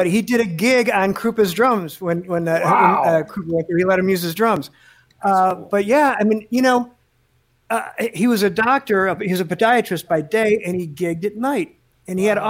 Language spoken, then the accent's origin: English; Chicago, Illinois, United States; I grew up in Chicago